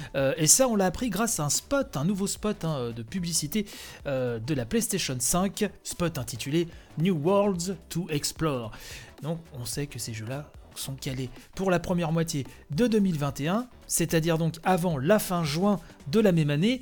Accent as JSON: {"language": "French", "country": "France", "said": "chez nous, en France"}